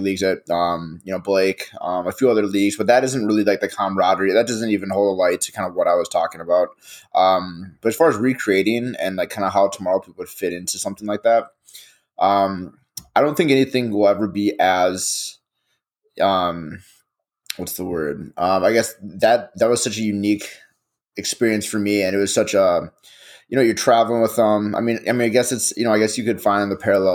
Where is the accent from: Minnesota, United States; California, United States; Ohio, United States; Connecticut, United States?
Minnesota, United States; Edina; we came from Edina where there's a lot of hockey is a big thing